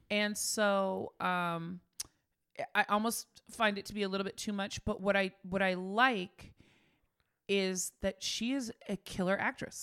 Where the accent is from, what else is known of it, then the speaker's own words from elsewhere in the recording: Bay Area, California, United States; we grew up in the Bay Area